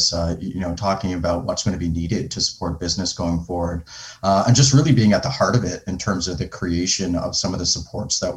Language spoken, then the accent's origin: English; Canada; moved away as an adult; also born or lived in United Kingdom / Netherlands / Switzerland / United States; I grew up in Canada, but I spent many years living abroad in the UK and the Netherlands and Switzerland and the US and Dubai.